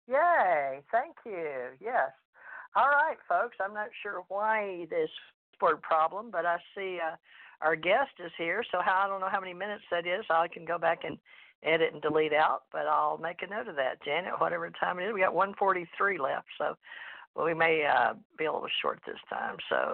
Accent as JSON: {"language": "English", "town": "Houston", "region": "Texas", "country": "United States", "tie": "born or raised there", "also_born_or_lived": "Louisiana", "accent": "Southern", "said": "I was born in Louisiana, raised in Houston, Texas."}